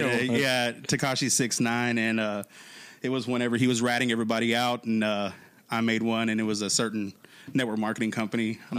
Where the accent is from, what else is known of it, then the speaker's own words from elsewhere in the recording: San Angelo, Texas, United States; So I grew up in, I'm from San Angelo. Went to Great Creek for elementary school and graduated from Water Valley, small town outside of San Angelo.